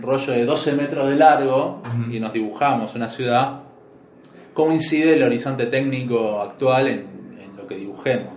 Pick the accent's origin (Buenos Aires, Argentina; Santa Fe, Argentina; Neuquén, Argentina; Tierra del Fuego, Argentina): Buenos Aires, Argentina; no naciste en Buenos Aires como nacimos nosotros